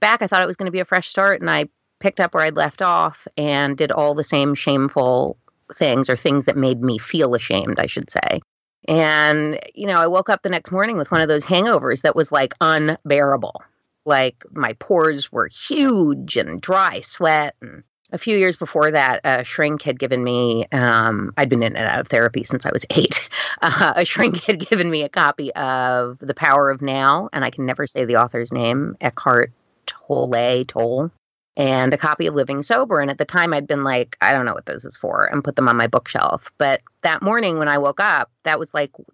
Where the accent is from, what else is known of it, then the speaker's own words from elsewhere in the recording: New York City, New York, United States; moved away as an adult; now in Amityville, United States; I grew up on the Upper East Side, going to a prep school